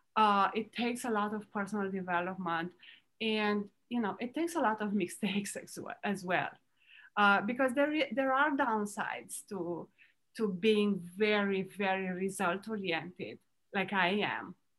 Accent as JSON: {"language": "English", "country": "Romania", "tie": "born or raised there", "moved": "yes", "lives_now": "Florida, United States", "said": "I was born in Romania"}